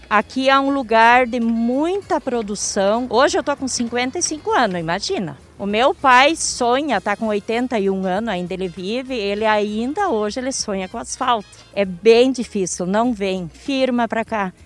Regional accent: Antônio Prado, Rio Grande do Sul, Brazil; sou de Antônio Prado

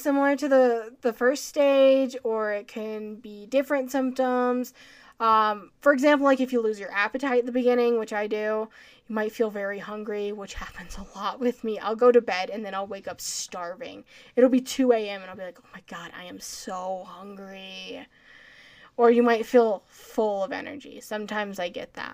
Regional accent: Colorado, United States; I'm from Colorado where we have a lot of, you know, the air's thinner here

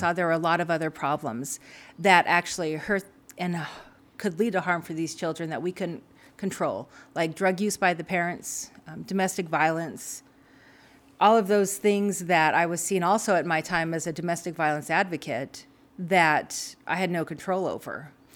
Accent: Frenchtown, Montana, United States; So I'm from Montana. I'm, you know, proudly raised here, grew up in French Town

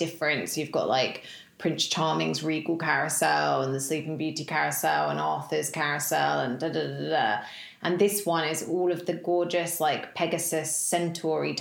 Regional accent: United Kingdom; as a British person

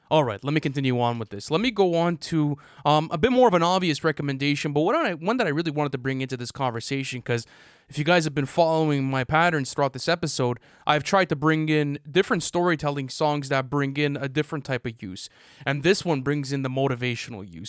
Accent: Canada; I'm Canadian

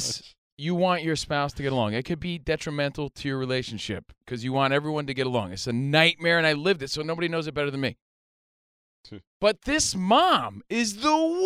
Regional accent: New York, United States; moved away; growing up in New York

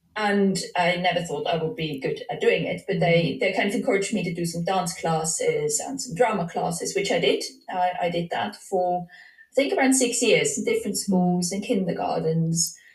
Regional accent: Switzerland; I'm from Switzerland

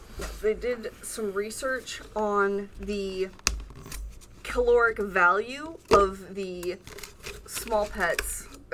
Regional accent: Lake Michigan, Midwest, United States; I'm from Lake Michigan

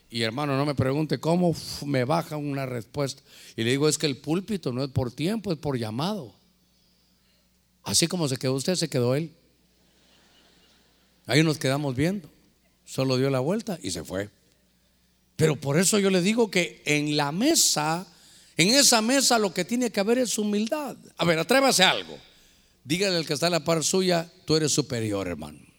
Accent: Guatemala; born there; yo realmente nací en Guatemala, pero yo ya iba a terminar mi carrera siendo catracho, hermano.

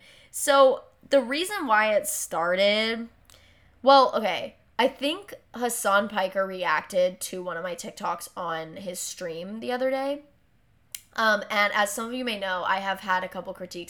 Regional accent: Hawaii, United States; I get this for being Hawaiian

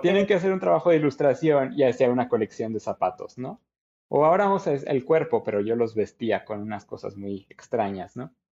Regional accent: Querétaro, Mexico; soy orgullosamente queretano eh, de toda la vida

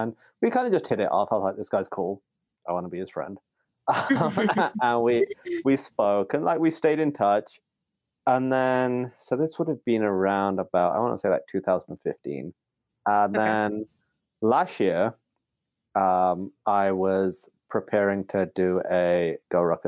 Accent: Pakistan; I'm only from Pakistan

